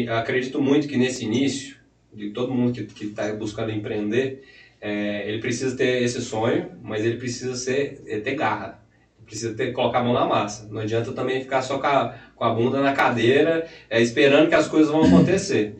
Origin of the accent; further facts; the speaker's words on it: Anápolis, Goiás, Brazil; amigos aqui de Anápolis, né, Goiás